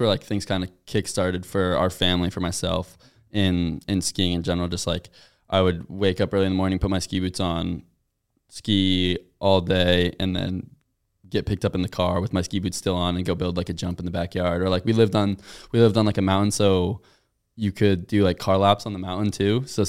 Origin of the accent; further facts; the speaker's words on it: Durham, New Hampshire, United States; And I was like, oh yeah, I'm from Durham.